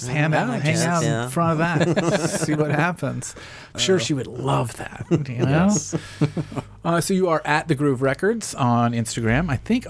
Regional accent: Franklin, Tennessee, United States; I grew up in the suburbs of, you know, I'm a Franklin kid. My wife would kill me if I said I was from Nashville.

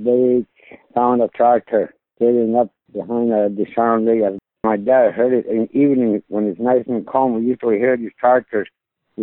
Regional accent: northern Saskatchewan, Canada; I've been living in this land all my life in this country. I am the spokesperson for this whole Dene region here.

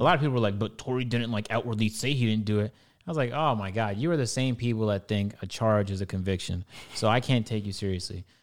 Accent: Toronto, Ontario, Canada; I'm Canadian, uh, I'm black, I'm you know I'm from Toronto

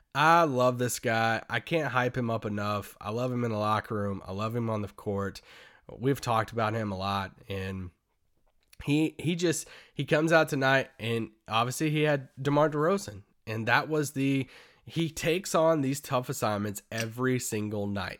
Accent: Kentucky, United States; moved away; I grew up in Kentucky

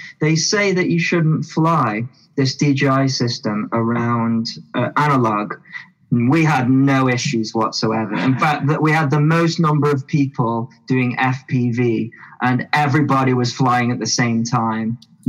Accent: United Kingdom; I wonder what will happen if I do that here with us being British.

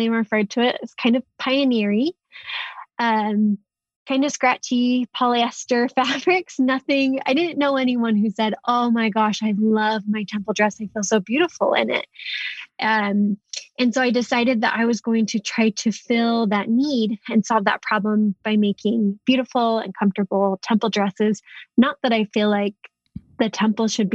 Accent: Salt Lake City, Utah, United States; I'm predominantly from Salt Lake City, Utah.

